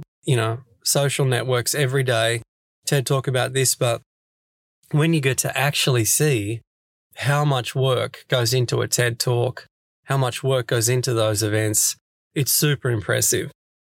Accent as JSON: {"language": "English", "town": "Sydney", "region": "New South Wales", "country": "Australia", "moved": "as an adult", "lives_now": "Stockholm, Sweden", "said": "I'm originally from Sydney, Australia"}